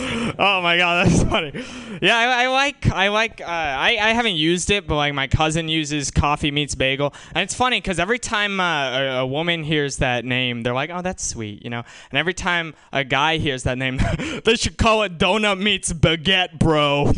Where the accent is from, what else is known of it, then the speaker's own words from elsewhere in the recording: Walnut Creek, California, United States; I actually live in, I'm from Walnut Creek. You guys know Walnut Creek? Why do people laugh when I say Walnut Creek? That's where all the rich white people in the Bay live, right?